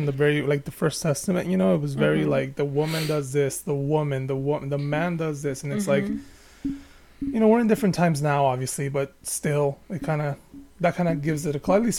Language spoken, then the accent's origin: English; Baja California, Mexico; Yeah, I'm from Baja California.